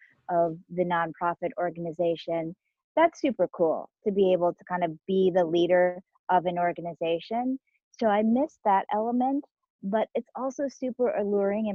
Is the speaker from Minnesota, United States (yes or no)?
yes; Minnesota, United States; also born or lived in Korea; I was born in Korea, but I have grown up most of my life in Minnesota.